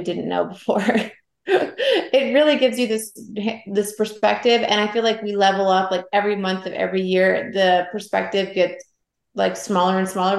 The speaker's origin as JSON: {"language": "English", "town": "Atlanta", "region": "Georgia", "country": "United States", "tie": "born or raised there", "also_born_or_lived": "Savannah, Georgia", "moved": "as an adult", "said": "I grew up in Atlanta."}